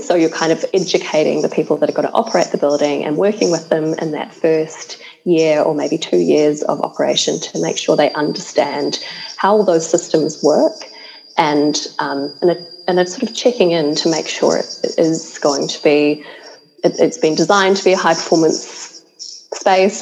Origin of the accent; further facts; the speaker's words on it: New Zealand; I'm from New Zealand